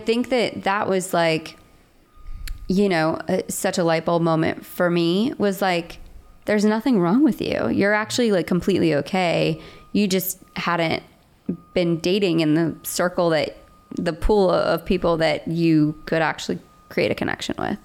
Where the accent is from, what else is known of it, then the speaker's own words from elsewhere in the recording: West Palm Beach, Florida, United States; moved away as an adult; also born or lived in Nashville; I grew up in West Palm Beach, Florida